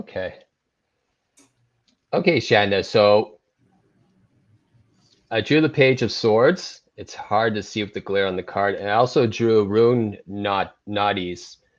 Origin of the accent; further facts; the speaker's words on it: Toronto, Ontario, Canada; I'm from Toronto, Ontario.